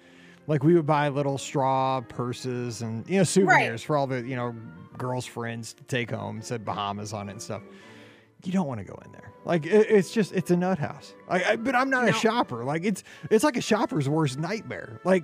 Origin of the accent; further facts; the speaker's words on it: Missouri, United States; It's like, you know, we're from Missouri, like, tornado.